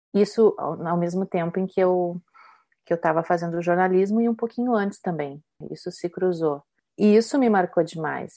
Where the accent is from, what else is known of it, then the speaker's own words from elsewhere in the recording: Brazil; moved away as an adult; now in Italy; Quando eu saí do Brasil para estudar aqui na Itália, que eu vim para estudar o canto lírico